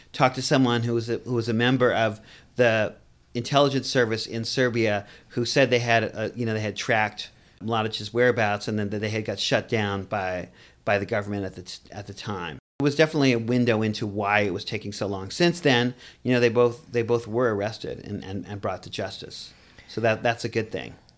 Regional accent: Boston, Massachusetts, United States; moved away; also born or lived in New York City; I grew up in Boston, too. Um, you may catch that accent a little bit.

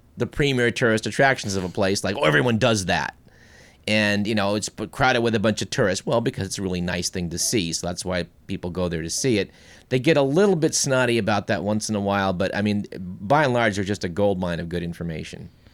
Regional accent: United States; being an American

